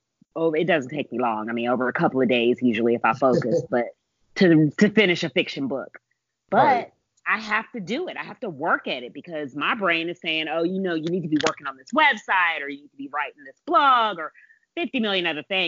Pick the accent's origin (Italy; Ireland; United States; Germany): Germany; born there; And I was born in Germany.